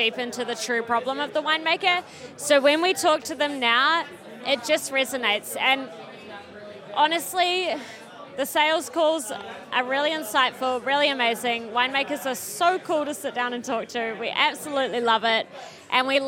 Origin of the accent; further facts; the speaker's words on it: Dunedin, Otago, New Zealand; I'm from Dunedin in New Zealand